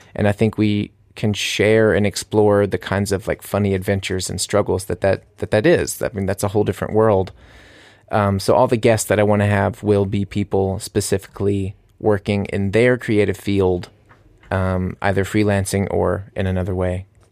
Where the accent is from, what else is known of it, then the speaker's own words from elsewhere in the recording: United States; moved away as an adult; now in Munich, Germany; I'm an American living here in Munich